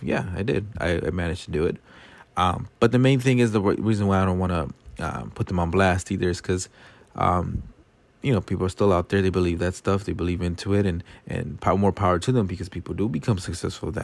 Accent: Los Angeles, California, United States; growing up in South L A all of my eighteen years of life before I went to college

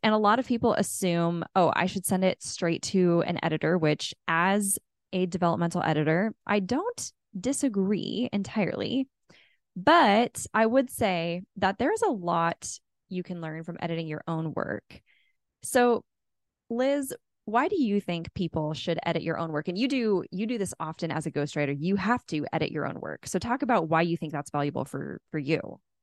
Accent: California, United States; I grew up in California

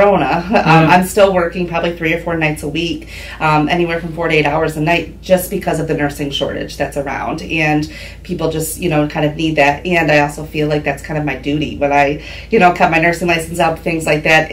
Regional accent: Huron, Ohio, United States; also born or lived in Cincinnati / Michigan; now in Norwalk, United States; I grew up in Huron, Ohio

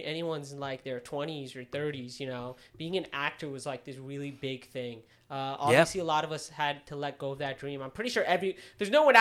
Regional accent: United States; we were both born in the U.S.

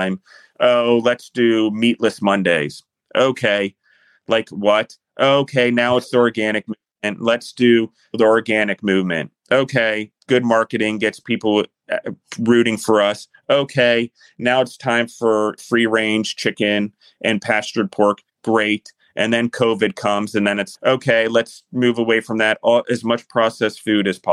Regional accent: United States; as the United States, we're free-minded.

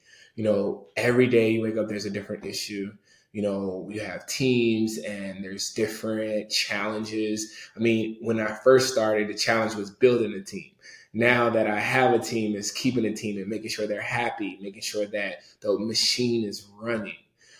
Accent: Nigeria; So like, and we're Nigerian.

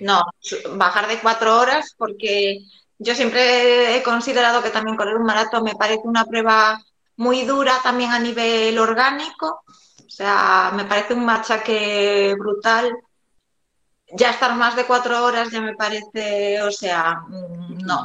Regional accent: A Coruña, Galicia, Spain; soy de, de La Coruña

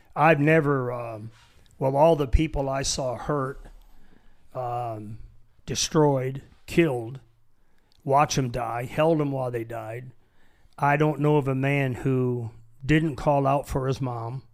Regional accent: Michigan, United States; moved away as an adult; also born or lived in San Diego; I was born in Michigan, born poor, raised poor

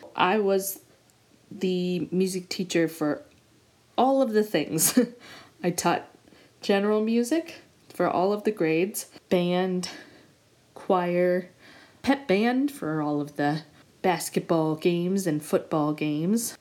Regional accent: Montana, United States; moved away as an adult; also born or lived in Michigan / Indiana; I always knew I wanted to go back to my home state of Montana

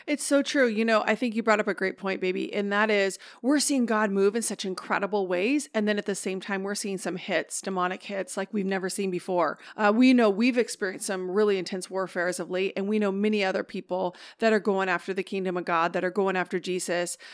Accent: Oregon, United States; now in Northern California, United States; I'm from Oregon

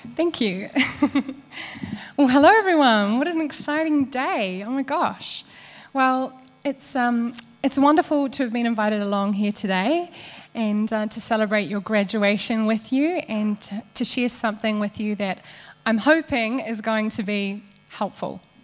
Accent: Waikato, New Zealand; I grew up here in the Waikato on a farm.

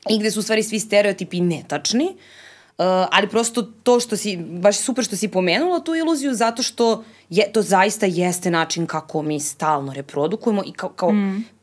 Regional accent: Serbia; ja sam Srpkinja

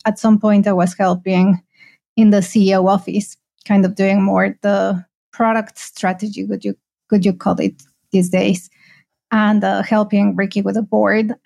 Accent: Mexico; moved away as an adult; also born or lived in United Kingdom; now in Malaysia; I'm originally from Mexico.

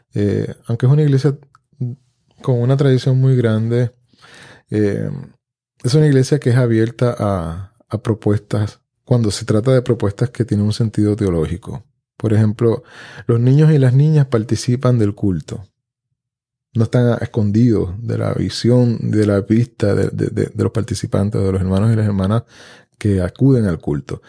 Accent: Puerto Rico; Yo vengo de una familia de campo aquí en Puerto Rico, donde la mesa era centralidad en la casa de mi abuela

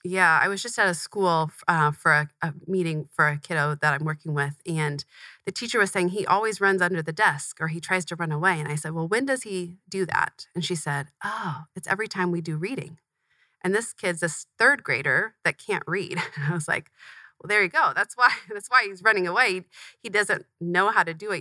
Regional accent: Tempe, Arizona, United States; I grew up in Tempe, Arizona, not far from where we're recording right now. Um, moved here when I was really young, but have lived here ever since

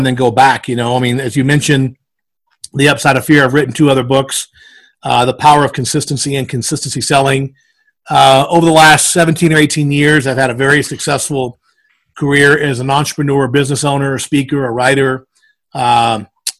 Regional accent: South Louisiana, United States; moved away as an adult; now in Denver, United States; I actually grew up in South Louisiana and moved to Denver when I was 23.

